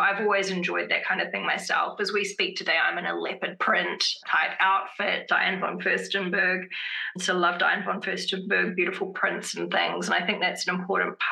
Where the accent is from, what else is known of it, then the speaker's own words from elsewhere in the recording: Wellington, New Zealand; also born or lived in Boston, United States; now in California, United States; I come from Wellington, where a lot of us, we just tend to love grays and blacks, which is odd because when I grew up in Wellington, the weather was quite gloomy a lot of the time